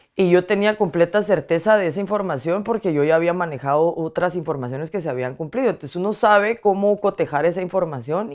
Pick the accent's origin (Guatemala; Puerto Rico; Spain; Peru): Guatemala; moved away as an adult; now in Washington, D.C., United States; ser mujer guatemalteca